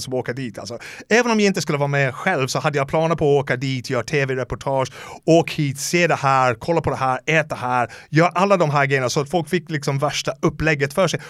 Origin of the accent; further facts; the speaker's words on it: Dublin, Leinster, Ireland; Swedish is a second language; moved away as an adult; now in Sweden; Så jag är uppvuxen i Dublin, alltså några, vad, vad kan det vara, två, tre kilometer från O'Connell Street